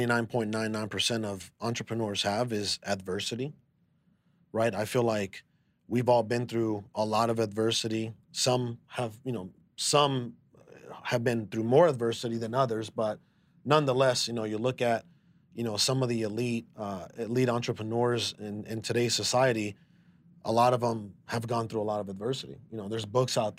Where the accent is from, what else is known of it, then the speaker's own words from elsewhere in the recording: Mexico; moved away; I was born in Mexico.